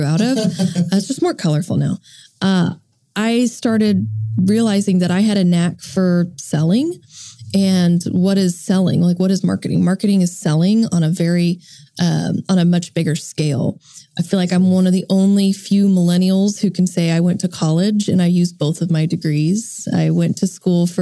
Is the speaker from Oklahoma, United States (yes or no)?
yes; Edmond, Oklahoma, United States; I'm from Edmond, Oklahoma, and my family owned a TV business.